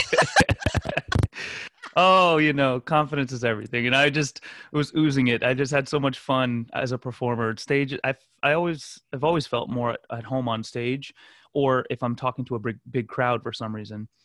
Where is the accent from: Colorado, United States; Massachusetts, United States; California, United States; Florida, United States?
Florida, United States; Fort Lauderdale; also born or lived in Glen Cove, Long Island, New York; ended up moving to South Florida. Grew up in the Fort Lauderdale, Miami area